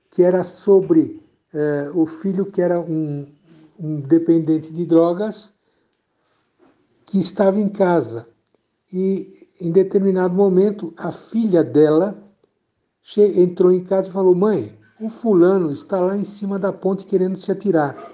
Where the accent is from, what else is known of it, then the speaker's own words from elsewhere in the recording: São Paulo, Brazil; now in Campinas, Brazil; Eu vim de São Paulo para Campinas há mais ou menos 20, 28, 30 anos atrás, para por razões profissionais.